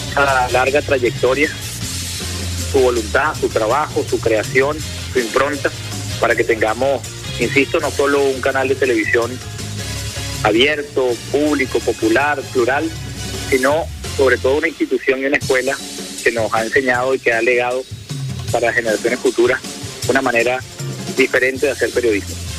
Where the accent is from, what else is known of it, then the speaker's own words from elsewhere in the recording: Venezuela; lo que somos los venezolanos y las venezolanas